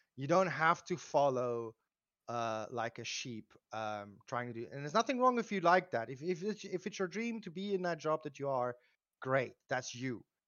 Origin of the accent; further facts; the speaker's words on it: South Africa; I, uh, live, or I come from South Africa. I live in South Africa still